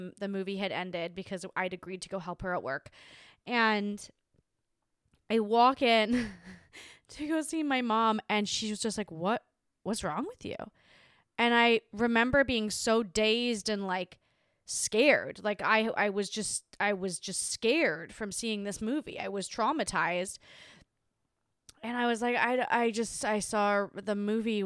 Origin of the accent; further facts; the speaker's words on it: Hobart, Tasmania, Australia; my hometown in Tasmania